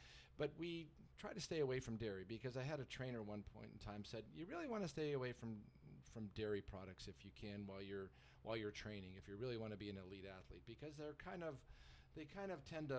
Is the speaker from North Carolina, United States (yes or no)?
yes; North Carolina, United States; even though I was from North Carolina, no, grits was definitely off the menu.